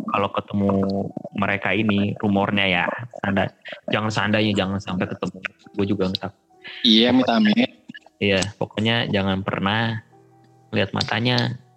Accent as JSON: {"language": "Indonesian", "region": "Java", "country": "Indonesia", "said": "gue mah orang Jawa nggak percaya gituan"}